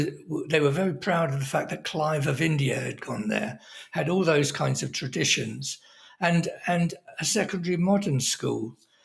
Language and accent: English; Oxford, South East England, United Kingdom; he only gave me my job because I was from Oxford and such, that appealed to his snobbery.